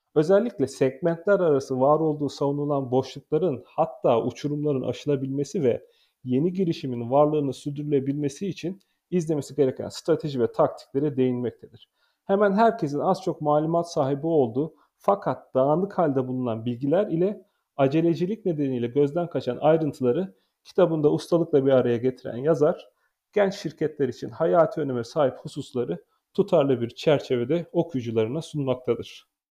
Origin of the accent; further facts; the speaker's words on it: Konya, Turkey; moved away; 1984 yazında Konya'da dünyaya geldim. 2002 yılında Meram Anadolu Lisesi'ni